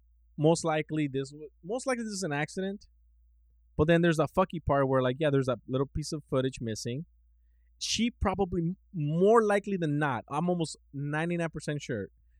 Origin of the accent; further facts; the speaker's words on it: Mexico; moved away; we come from Mexico.